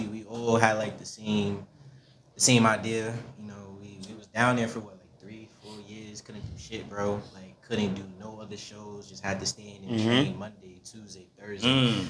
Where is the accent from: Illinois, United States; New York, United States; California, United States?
New York, United States; New York City; I grew up in Kingsbridge, Bronx, New York.